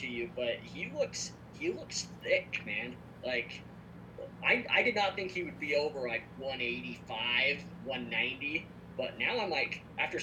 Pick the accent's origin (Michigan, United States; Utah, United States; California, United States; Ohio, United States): Utah, United States; we're from Utah, and so I'm season ticket holders to the Utah Utes